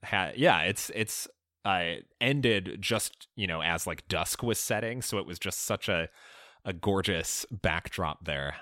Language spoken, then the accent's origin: English; Chicago, Illinois, United States; I grew up in Chicago, so uh, Cubs fan at heart